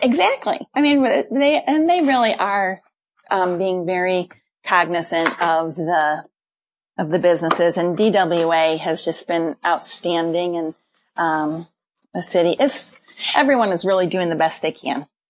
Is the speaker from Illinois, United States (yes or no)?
yes; Wheaton, Illinois, United States; I grew up in South Wheaton, in Briarcliff